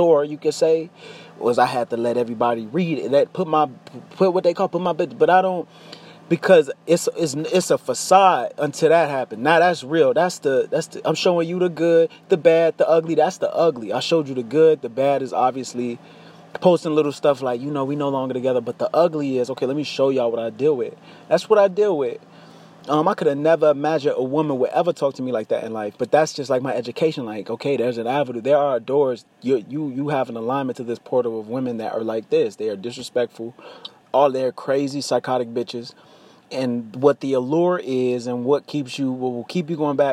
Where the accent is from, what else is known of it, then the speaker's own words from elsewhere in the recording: United States; I am an American. I live in America